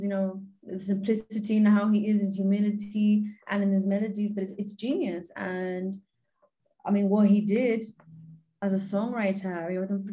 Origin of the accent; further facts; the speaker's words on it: Gibraltar; I'm normally the only Gibraltarian there